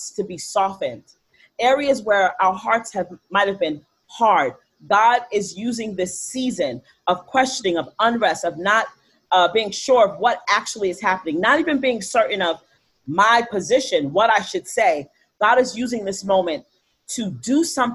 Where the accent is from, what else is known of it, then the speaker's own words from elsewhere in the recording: New York City, New York, United States; I grew up in the Bronx